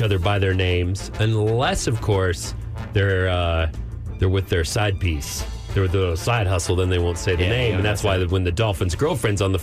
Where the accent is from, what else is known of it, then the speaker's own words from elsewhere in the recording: North Texas, United States; now in Austin, United States; growing up in Texas, especially in the North Texas, where they're pretty wild